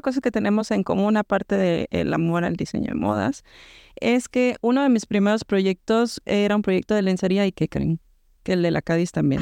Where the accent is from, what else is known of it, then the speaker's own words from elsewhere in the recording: Mexico; moved away; De México